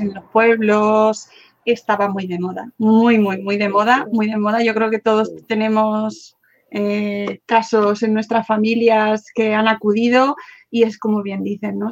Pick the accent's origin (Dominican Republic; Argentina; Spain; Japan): Spain; Madrid, Community of Madrid; yo soy de Madrid, pero claro, vivía en mi casa